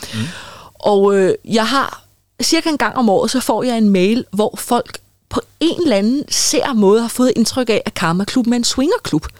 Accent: Copenhagen, Capital Region of Denmark, Denmark; inde i Boldenskov i København, hvor jeg er fra

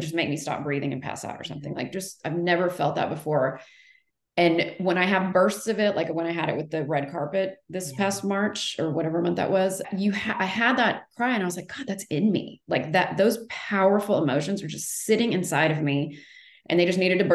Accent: Texas, United States; moved away as an adult; also born or lived in Los Angeles; I'm from Texas originally

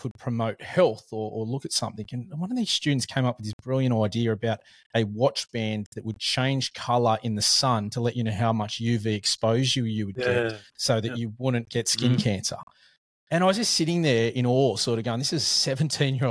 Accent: Sydney, New South Wales, Australia; I'm from Sydney

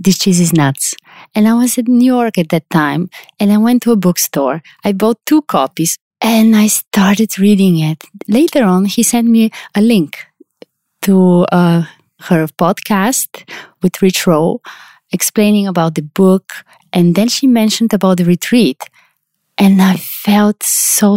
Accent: Sofia, Sofia City, Bulgaria; I'm from Sofia, Bulgaria. It's where I live

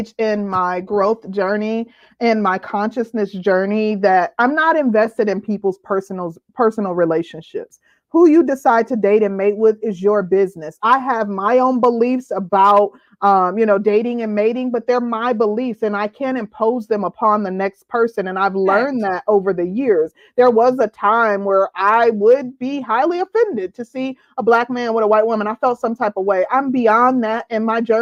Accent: Midwest, United States; I'm from the Midwest

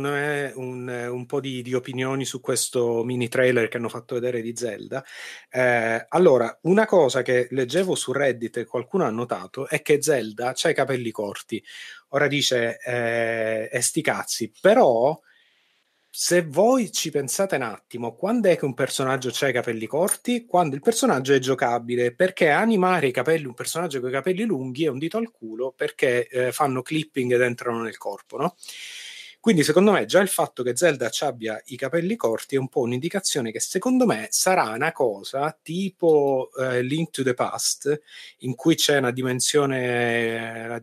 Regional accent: Sicily, Italy; accent: Sicilian; pure ah, io ah, sono siciliano. Con, Salve, questo, con questo, accento cioè. tipico, tipico accento siciliano.

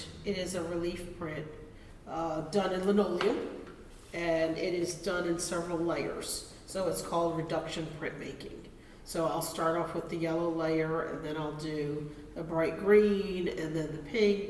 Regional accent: Philadelphia, Pennsylvania, United States; I'm a transplant from Philadelphia. And so when I moved, my family line though is from here

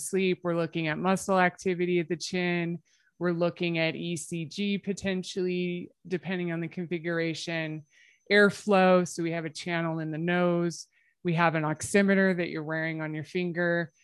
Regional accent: United States; now in Calgary, Canada; I am American

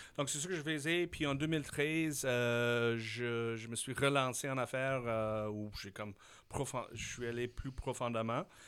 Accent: Saskatchewan, Canada; French is a second language; moved away as an adult; also born or lived in Switzerland / Taiwan; je suis un gars de la Saskatchewan.

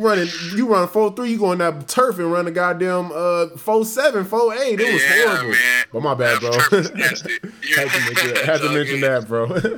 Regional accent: Los Angeles, California, United States; moved away; I'm from Los Angeles

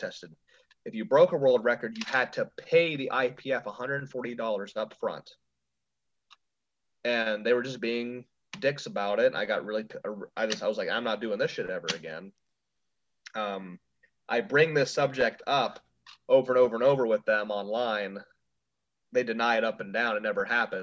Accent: Ohio, United States; moved away; my hometown, like it was in Cleveland, which was an hour from where I used to live up there in Ohio

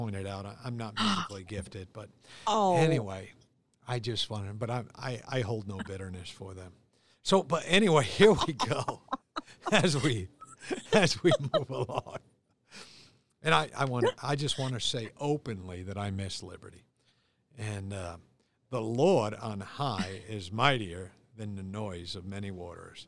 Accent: United States; seven lakes in my hometown of Ballantyne

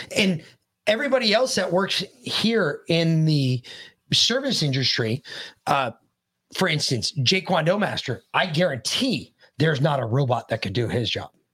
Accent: United States; as the American people

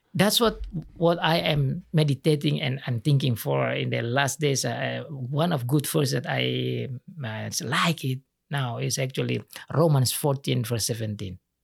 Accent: Indonesia; English is a second language; also born or lived in Sumba Island; in my country, we are only learn how to memorize

